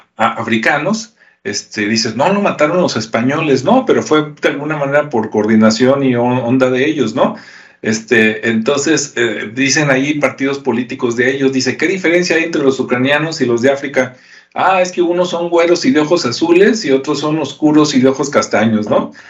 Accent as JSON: {"language": "Spanish", "country": "Mexico", "said": "los que somos mexicanos"}